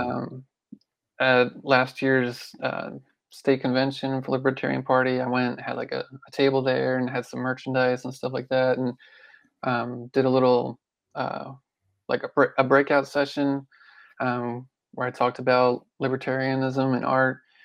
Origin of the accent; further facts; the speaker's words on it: Pennsylvania, United States; moved away as an adult; now in Memphis, United States; I grew up in Pennsylvania